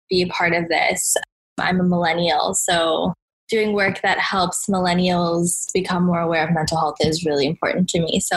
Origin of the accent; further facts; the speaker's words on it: Los Angeles, California, United States; I was born and raised in Southern California in Los Angeles